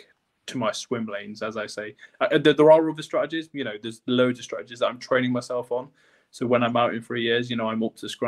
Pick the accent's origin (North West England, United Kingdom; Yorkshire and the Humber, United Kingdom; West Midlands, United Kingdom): Yorkshire and the Humber, United Kingdom; North East Lincolnshire; now in York, United Kingdom; my hometown in Northeast Lincolnshire